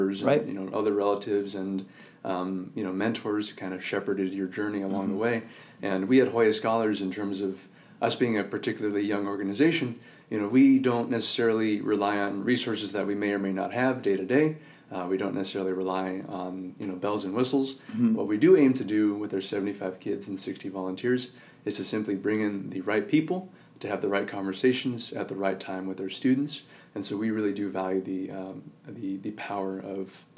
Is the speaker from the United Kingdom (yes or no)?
no; Northern California, United States; moved away as an adult; also born or lived in Irvine, California; I'm from Northern California, mm-hmm. and I moved away from home to go to UC Irvine